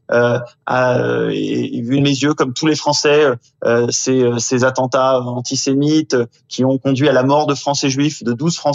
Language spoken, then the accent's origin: French; France; nous sommes des Français comme les autres